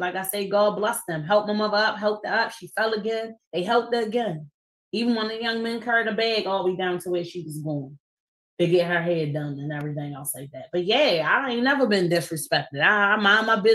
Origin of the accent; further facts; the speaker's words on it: Baltimore, Maryland, United States; Councilman Antonio Glover Pucci, who I grew up with in the East Baltimore neighborhood